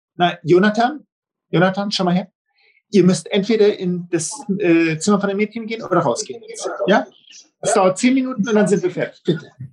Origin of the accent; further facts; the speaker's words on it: Santiago, Santiago Metropolitan Region, Chile; yo soy chileno-alemán, nací, y crecí en Chile, pero en la minoría alemana